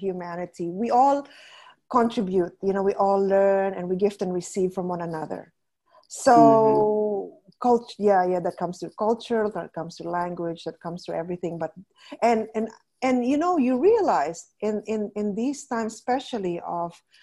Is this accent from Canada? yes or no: yes; Canada; moved away as an adult; also born or lived in Philippines; now in Lebanon; my family and I immigrated to Canada, but I grew up in a small town in Canada